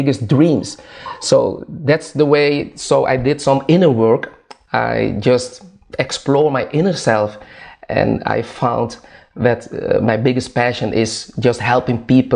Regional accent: Curaçao; moved away as an adult; now in Netherlands; I was born in Curaçao, that's a small island in the Caribbean, close to Venezuela, South America

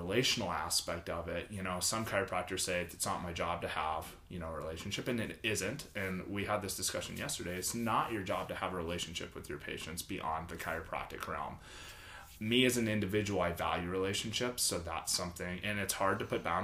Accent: Pittsburgh, Pennsylvania, United States; moved away; where I grew up in Pittsburgh

